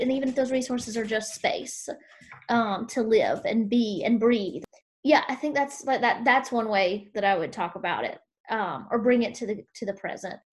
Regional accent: South Carolina, United States; growing up in South Carolina

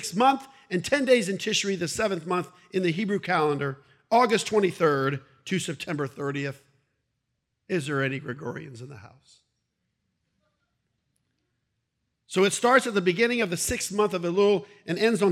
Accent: Brandon, Florida, United States; born or raised there; also born or lived in Ohio

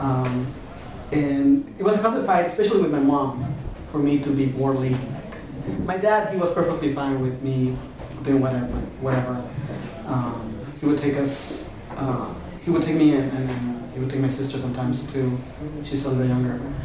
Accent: Oaxaca, Mexico; moved away as an adult; now in Albuquerque, United States; I was born and raised in Oaxaca, southern Mexico, but my father is from the United States

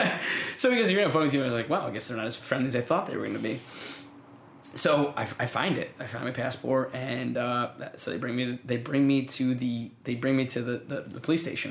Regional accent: United States; I'm not just American, I'm an American in the military

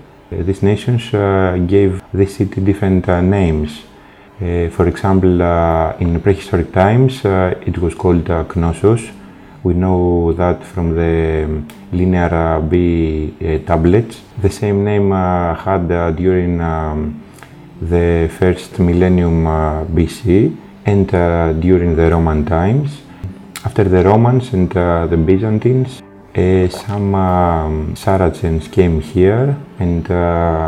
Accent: Athens, Attica, Greece; English is a second language; also born or lived in Crete, Greece; now in Heraklion, Greece; I'm Greek. I come from Athens, but I live here on the island

